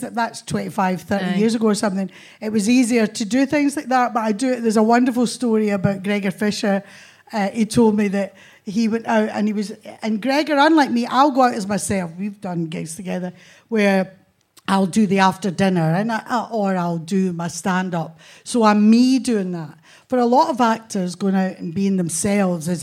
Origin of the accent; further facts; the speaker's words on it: Motherwell, Scotland, United Kingdom; We had a council house in Newt Hill outside Motherwell